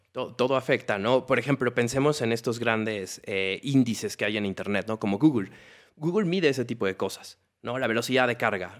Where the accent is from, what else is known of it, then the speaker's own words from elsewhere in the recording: Mexico; como mexicanos